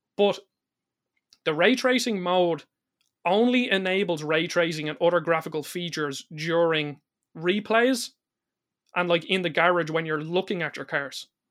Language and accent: English; Ireland; I'm Irish